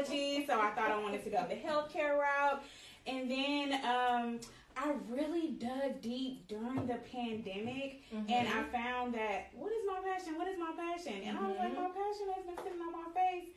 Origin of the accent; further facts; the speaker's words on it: Houston, Texas, United States; I am a Houstonian, a proud Houstonian. Yes. I love Houston, born and raised